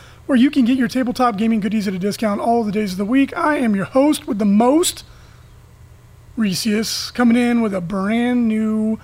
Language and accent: English; Southern California, United States; growing up in Southern California, you're exposed to a lot of native Spanish speakers